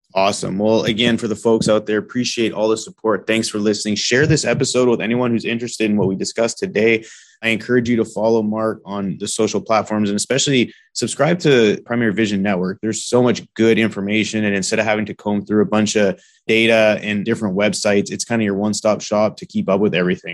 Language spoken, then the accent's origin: English; British Columbia, Canada; I grew up in British Columbia